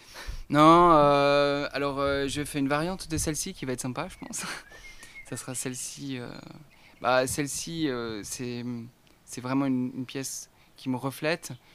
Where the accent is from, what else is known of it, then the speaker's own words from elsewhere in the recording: Archamps, Auvergne-Rhône-Alpes, France; je viens d'Archamps en Haute-Savoie